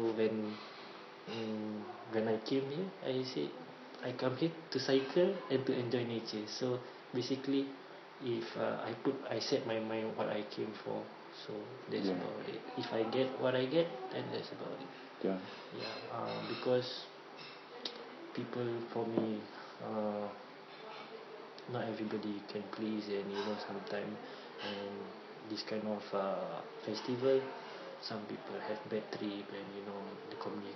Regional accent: Singapore; we are Singaporean

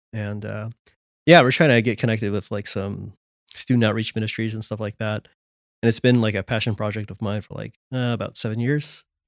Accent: California, United States; moved away as an adult; now in Washington, D.C., United States; I grew up in California and, uh, moved to D C around twelve years ago

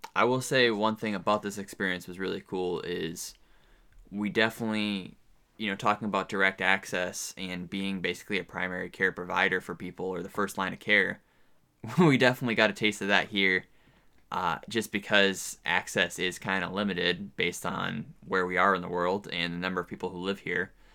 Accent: New Hampshire, United States; moved away as an adult; also born or lived in upstate New York; now in Southeast Alaska, United States; I am from New Hampshire.

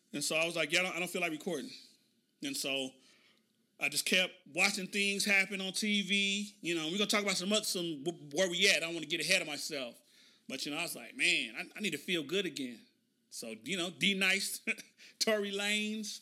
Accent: Oklahoma City, Oklahoma, United States; moved away; my hometown, Oklahoma City

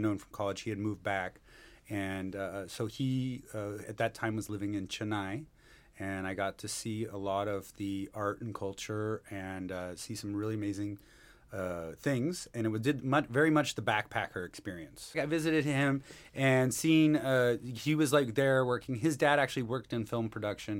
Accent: Seattle, Washington, United States; moved away as an adult; now in Mumbai, India; I'm originally from Seattle, Washington, born and raised

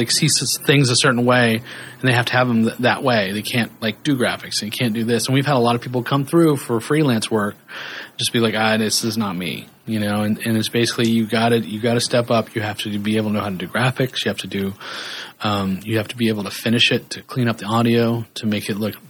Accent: Kansas, United States; I grew up in Kansas

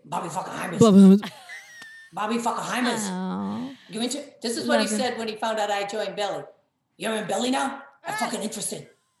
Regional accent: Barrington, Rhode Island, United States; I grew up in Barrington

